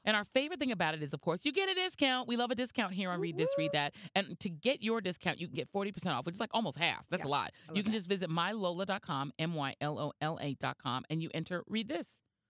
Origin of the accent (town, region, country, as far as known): Denver, Colorado, United States; born or raised there